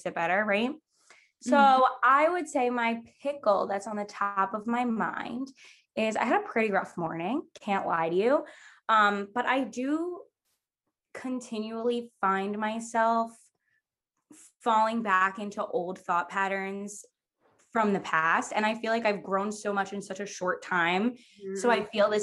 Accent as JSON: {"language": "English", "area": "Long Island", "region": "New York", "country": "United States", "said": "I'm from Long Island"}